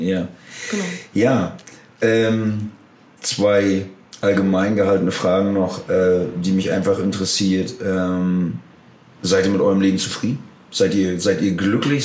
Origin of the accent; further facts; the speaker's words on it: Germany; als Deutsche